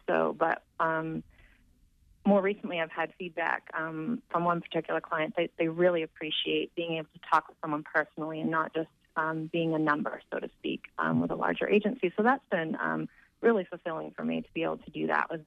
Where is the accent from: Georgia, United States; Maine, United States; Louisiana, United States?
Maine, United States; Down East; I grew up in Down East, Maine